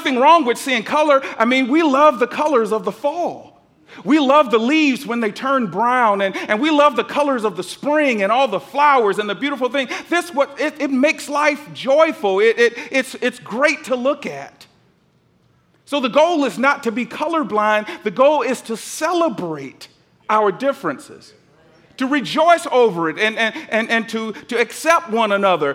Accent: Atlanta, Georgia, United States; I'm from the South. I grew up in Atlanta

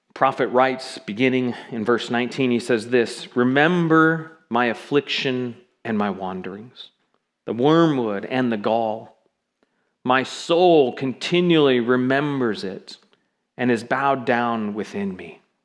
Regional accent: Seattle, Washington, United States; also born or lived in South Florida; now in Kirkville area, United States; I grew up in Seattle

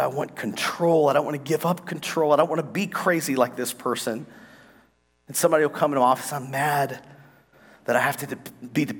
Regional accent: United States; We're from America.

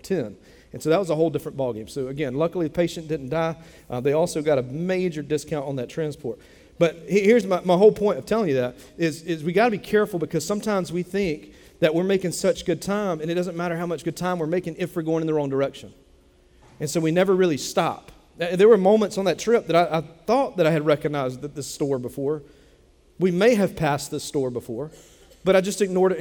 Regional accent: Dillon, South Carolina, United States; Bennettsville is 30 minutes from where I grew up in Dillon

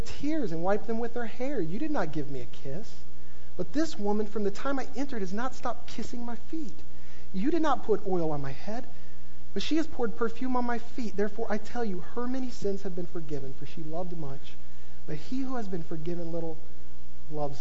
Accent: the Bible Belt, United States; I grew up in the Bible Belt.

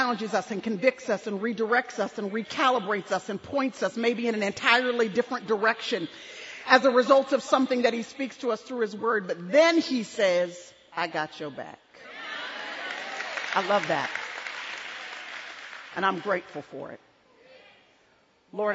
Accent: Dallas, Texas, United States; this is our home, born and raised in Dallas, Texas, and we've raised our kids here

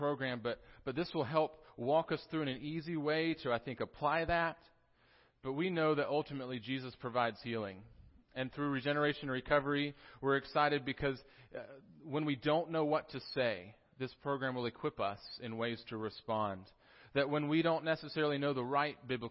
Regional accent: Tennessee, United States; accent: Southern; also born or lived in South Carolina; I was born in South Carolina, although most of my upbringing was in Tennessee. So I'm a Southern boy

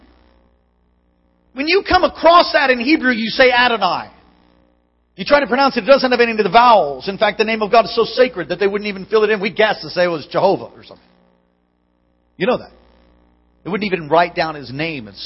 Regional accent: New York, United States; now in Alaska, United States; I'm from New York

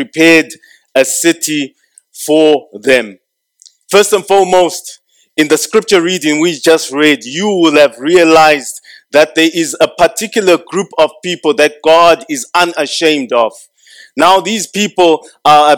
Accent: Zimbabwe

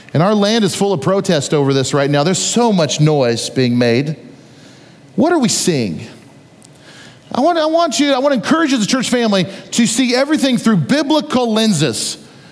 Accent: United States; As an American citizen

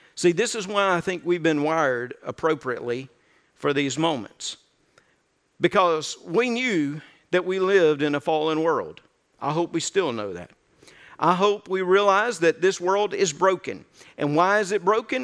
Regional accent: North Mississippi, United States; I was raised in North Mississippi

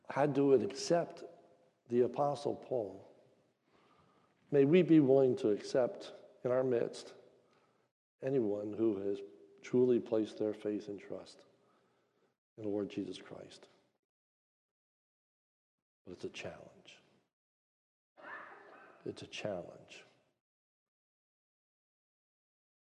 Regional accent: near Hershey, Pennsylvania, United States; I'm from near Hershey, Pennsylvania

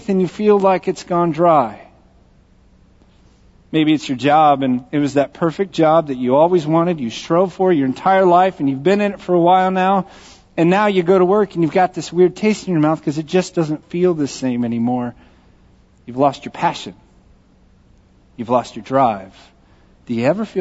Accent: Texas, United States; accent: Texas; I grew up in Texas

